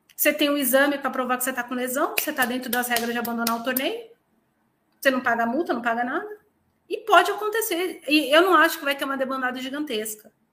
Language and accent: Portuguese; São Paulo, Brazil; moved away as an adult; also born or lived in Minas Gerais; now in Portugal; eu sou paulistana e eu sou paulistana mesmo